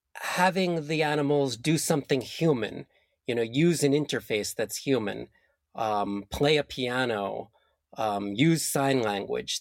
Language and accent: English; New Jersey, United States; I grew up in New Jersey in the US, and the river that flowed through my town was called the Passaic River